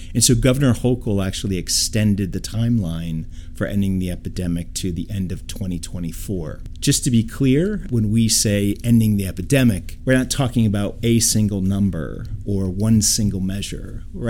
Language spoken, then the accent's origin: English; Troy, New York, United States; Native New Yorker, born in Troy, New York